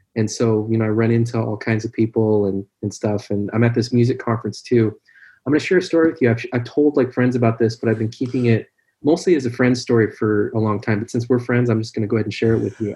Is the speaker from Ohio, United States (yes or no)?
no; Seattle, Washington, United States; I'm from Seattle.